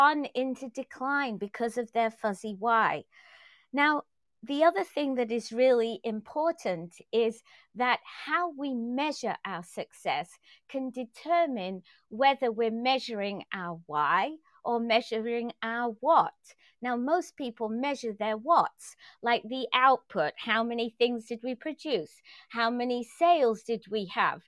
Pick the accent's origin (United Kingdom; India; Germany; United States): United Kingdom; England; moved away; I grew up in England and we didn't see AOL